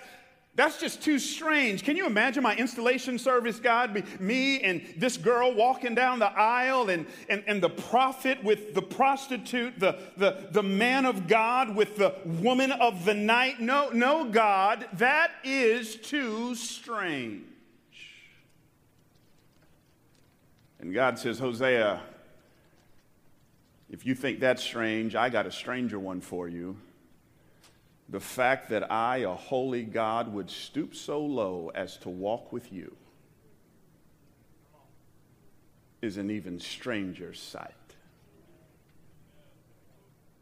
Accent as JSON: {"language": "English", "town": "Atlanta", "region": "Georgia", "country": "United States", "tie": "born or raised there", "moved": "yes", "lives_now": "San Jose, United States", "said": "I grew up in Atlanta in the 70s and 80s"}